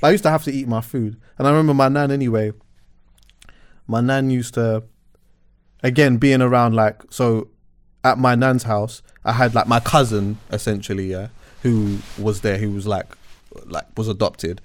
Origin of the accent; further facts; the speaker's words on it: England, United Kingdom; Growing up in England